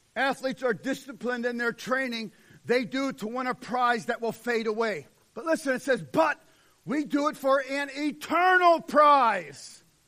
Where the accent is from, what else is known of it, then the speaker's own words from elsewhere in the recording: United States; we're American